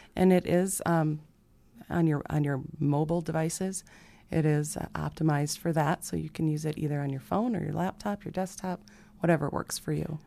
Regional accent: Sioux Falls, South Dakota, United States; born and raised in Sioux Falls

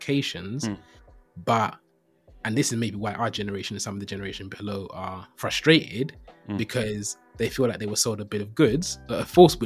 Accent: London, United Kingdom; Born and raised in East London

